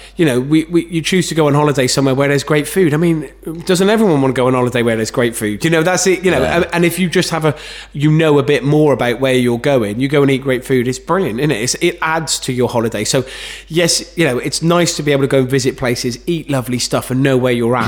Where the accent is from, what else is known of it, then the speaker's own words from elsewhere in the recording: Gloucester, South West England, United Kingdom; I'm from Gloucester